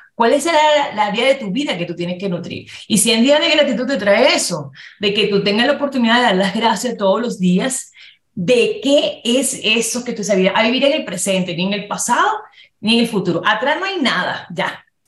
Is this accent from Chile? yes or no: no; Dominican Republic; now in Mexico City, Mexico; yo nací en República Dominicana con mi mamá, y mi mamá pues emigró para tener una mejor calidad de vida para nosotros.